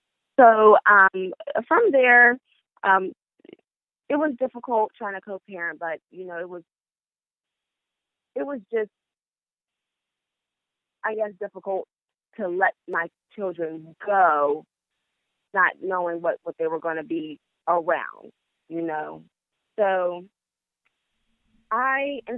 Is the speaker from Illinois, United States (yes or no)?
no; Pittsburgh, Pennsylvania, United States; I'm from Pittsburgh, Pennsylvania, 24 years old